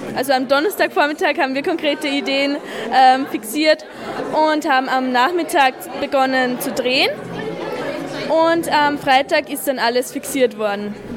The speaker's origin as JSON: {"language": "German", "town": "Schärding", "region": "Upper Austria", "country": "Austria", "said": "ich komme aus Oberösterreich, genau gesagt aus Scherding, gehe auch dort zur Schule"}